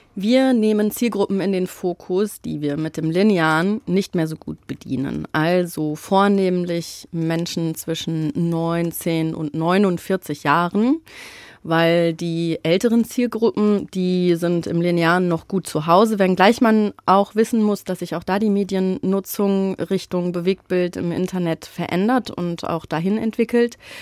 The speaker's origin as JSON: {"language": "German", "town": "Frankfurt", "region": "Hesse", "country": "Germany", "tie": "born or raised there", "said": "als gebürtige Frankfurterin"}